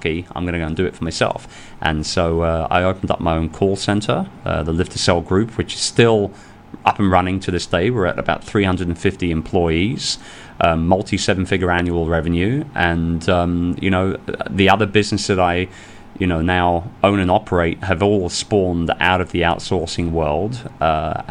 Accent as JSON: {"language": "English", "region": "London", "country": "United Kingdom", "tie": "born or raised there", "moved": "as an adult", "lives_now": "Philippines", "said": "I'm a sales and marketing guy, born and raised in London."}